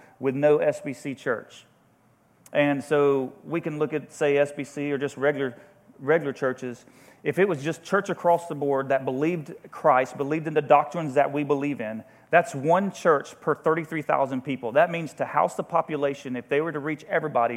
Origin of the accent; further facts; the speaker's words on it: Jacksonville, Florida, United States; moved away as an adult; also born or lived in Denver, Colorado; now in Las Vegas, United States; we're technically from Jacksonville, Florida, but we've been in Las Vegas going through a church planning residency. We'll be moving to Denver